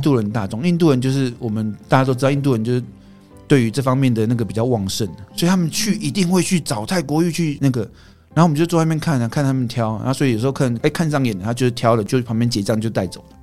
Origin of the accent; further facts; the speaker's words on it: Taiwan; 我们台湾人是比较含蓄一点